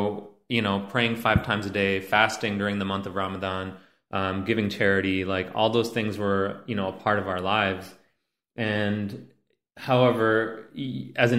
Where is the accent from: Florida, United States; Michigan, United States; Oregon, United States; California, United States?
Michigan, United States; Detroit; also born or lived in India; now in Hamtramck, United States; I was born in India, and my family migrated to Detroit when I was a little kid. And so we lived in Detroit for many years, and as most immigrant families do, seeking economic upward mobility, we moved out to the suburbs. For us, it happened to be a very working class suburb south of Detroit.